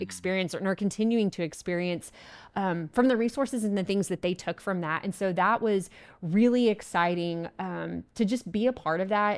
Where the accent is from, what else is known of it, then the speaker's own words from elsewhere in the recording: Abilene, Texas, United States; Abilene, Texas, which is my hometown